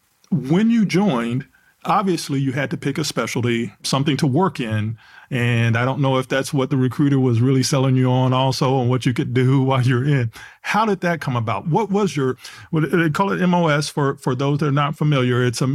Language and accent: English; Texas, United States; I'm trying to gather myself here, sir, because I'm from Texas. I'm a Dallas Cowboy fan, heart to heart, and athlete.